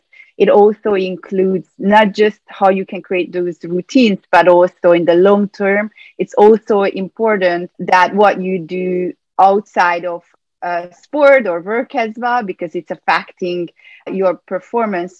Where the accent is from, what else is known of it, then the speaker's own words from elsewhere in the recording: Budapest, Hungary; moved away as an adult; also born or lived in California, United States; now in New York, United States; I grew up in Hungary, in Budapest, and I moved to the U.S. in 2006